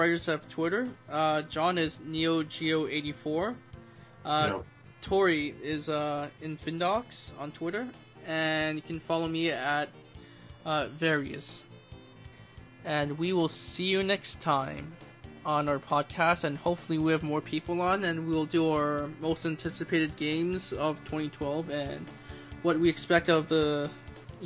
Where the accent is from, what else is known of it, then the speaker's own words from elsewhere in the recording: Toronto, Ontario, Canada; that's my hometown